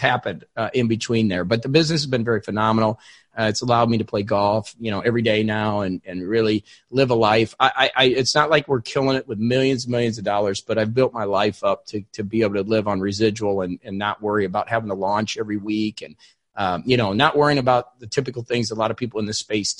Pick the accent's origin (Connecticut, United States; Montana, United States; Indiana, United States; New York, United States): Indiana, United States; now in Florida, United States; I live in Florida, but I'm from Indiana